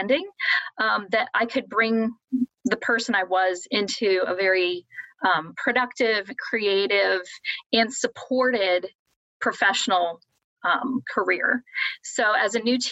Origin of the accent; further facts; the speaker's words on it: Columbus, Ohio, United States; moved away as an adult; now in South Bend, United States; I'm originally from Columbus, Ohio. And actually, while I did travel, moved around a little bit, I spent the last 20 years there. And I grew up in a suburb there